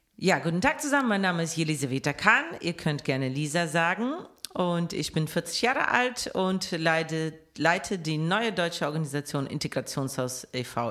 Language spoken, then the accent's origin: German; Moscow, Russia; now in Cologne, Germany; Ich komme halt aus Moskau, äh, deswegen, ich brauche auch die Stadt. Ich bin ein absolutes Stadtkind.